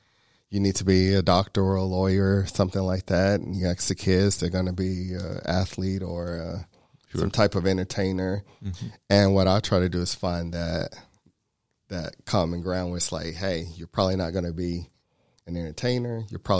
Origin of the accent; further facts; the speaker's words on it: Chattanooga, Tennessee, United States; now in Georgia, United States; originally from Chattanooga. So I grew up in East Chattanooga. I went to high school in a little town called Soddy Daisy, which is right outside of Chattanooga.